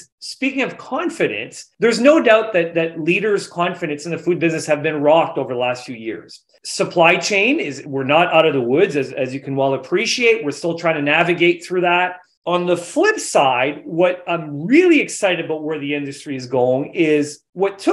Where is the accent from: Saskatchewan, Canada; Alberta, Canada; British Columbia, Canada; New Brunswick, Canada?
New Brunswick, Canada; So I'm from New Brunswick, from Atlantic Canada